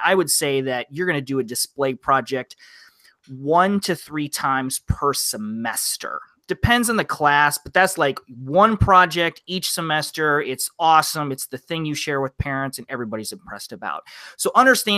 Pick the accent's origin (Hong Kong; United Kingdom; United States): United States; Midwest; I'm a Midwest guy, taught outside of Detroit